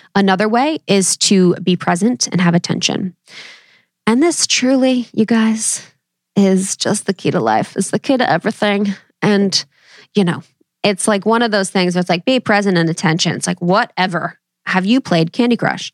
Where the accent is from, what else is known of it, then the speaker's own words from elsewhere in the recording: Ohio, United States; I come from Ohio, baby, Midwest, roots through and through